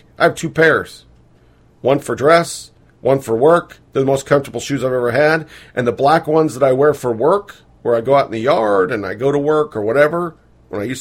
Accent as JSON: {"language": "English", "town": "Beaverton", "region": "Oregon", "country": "United States", "tie": "born or raised there", "said": "I'm from Beaverton, Oregon"}